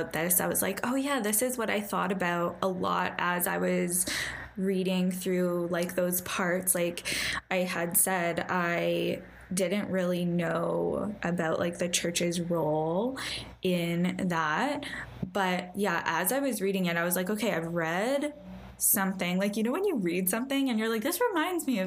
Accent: Canada; you and I both like being Canadian

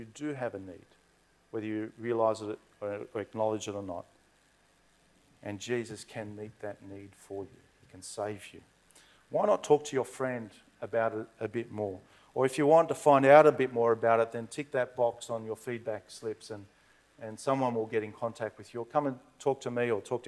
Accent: Blacktown, New South Wales, Australia; growing up in Blacktown

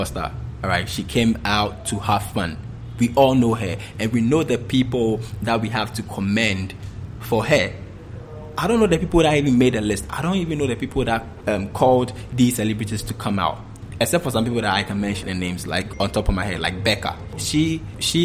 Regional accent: Ghana; as Ghanaians

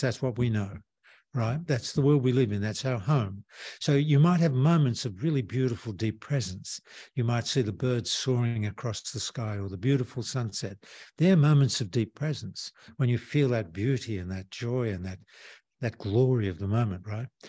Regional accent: Australia; moved away; I'm from Australia

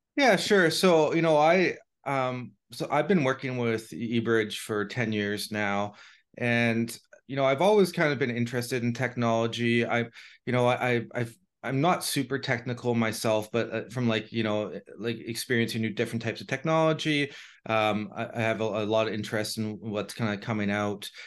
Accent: Canada; being Canadian

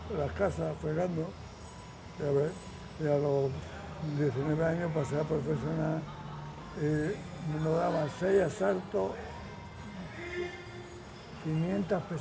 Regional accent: Madrid, Community of Madrid, Spain; moved away as an adult; also born or lived in Córdoba; now in Palma, Spain; Nací en el 43, eh, nací en Córdoba, pero de pequeño me llevaron a Madrid mis padres

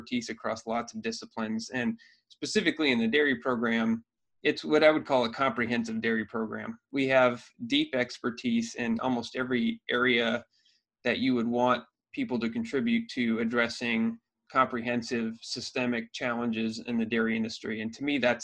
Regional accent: Iowa, United States; moved away as an adult; now in Michigan, United States; I grew up in Iowa.

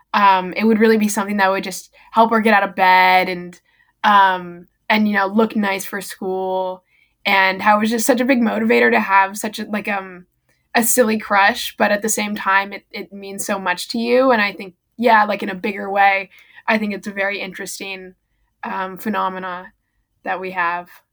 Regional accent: El Cerrito, California, United States; I live in the same house that I was born um near and um I live in El Cerrito, California

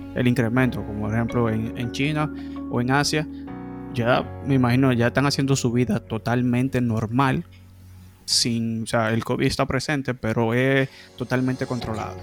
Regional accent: Dominican Republic; como dominicanos nos gusta el can

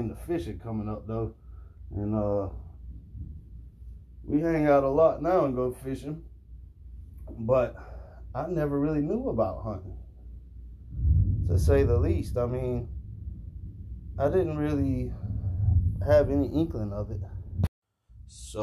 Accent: Jacksonville, Florida, United States; I'm from Jacksonville, Florida, and I grew up fishing

